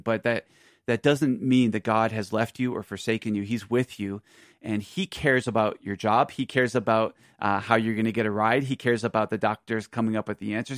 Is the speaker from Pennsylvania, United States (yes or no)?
yes; Philadelphia, Pennsylvania, United States; now in Aurora, United States; I'm from Philadelphia, so that's, that's my home